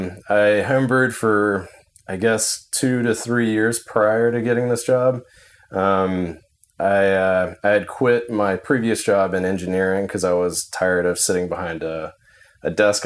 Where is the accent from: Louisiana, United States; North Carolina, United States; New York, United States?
North Carolina, United States; moved away as an adult; I grew up in North Carolina.